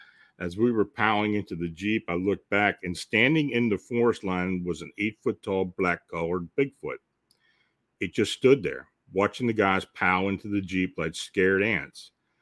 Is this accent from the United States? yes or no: yes; California, United States; I'm born and raised in the Bay Area, California, city life, in other words. I have never been camping.